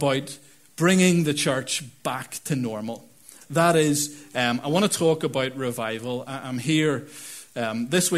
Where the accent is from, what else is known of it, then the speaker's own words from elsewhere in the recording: Northern Ireland, United Kingdom; I'm from Northern Ireland too.